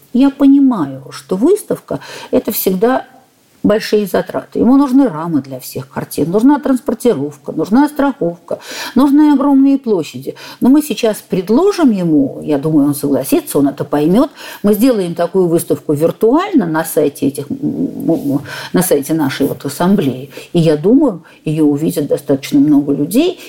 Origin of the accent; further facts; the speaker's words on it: Saint Petersburg, Russia; блистательный Санкт-Петербург, у нас своё отношение к жизни, мы люди совершенно-то особые